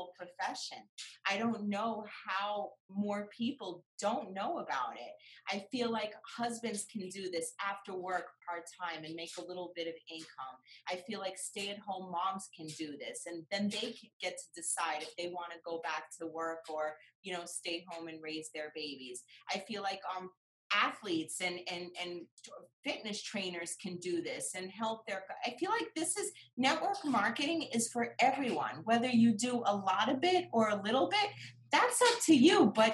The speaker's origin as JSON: {"language": "English", "region": "New York", "country": "United States", "said": "I'm from New York"}